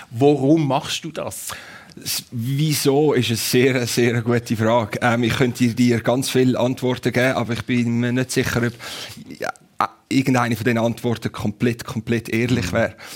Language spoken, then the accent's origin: German; Switzerland; als Schweizer, der am Zürichsee aufgewachsen ist. Ich habe auf dem Zürichsee vor Rapperswil meine ersten Runden von einem Segelschiff gedreht, als ich fünf, fünfjährig war.